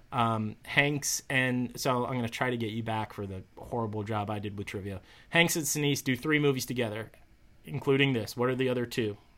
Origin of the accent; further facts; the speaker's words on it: Westfield, United States; the Westfield News. Um, wrote an article about our little podcast this week in my hometown paper